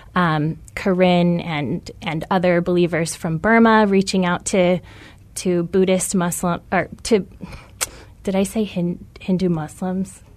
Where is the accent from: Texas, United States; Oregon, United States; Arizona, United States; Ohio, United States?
Arizona, United States; Tucson; I'm from Tucson.